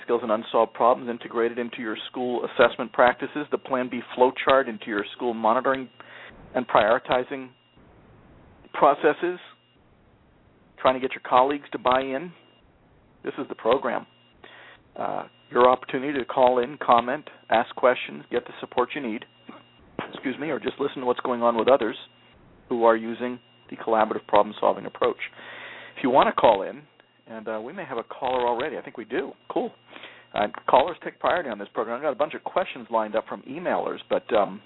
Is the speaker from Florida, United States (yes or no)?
yes; South Florida, United States; now in New England, United States; I was raised in South Florida